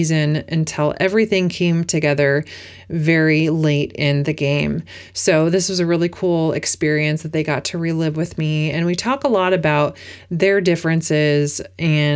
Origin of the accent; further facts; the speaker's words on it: Oregon, United States; my home state of Oregon